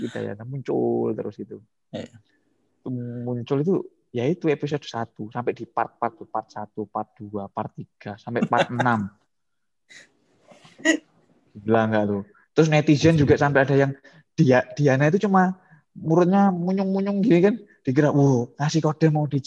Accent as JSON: {"language": "Indonesian", "region": "Java", "country": "Indonesia", "said": "Jadi memang kesulitan kita sebagai orang Jawa ya hmm. itu kita sudah terlalu banyak vocabulary-nya gitu"}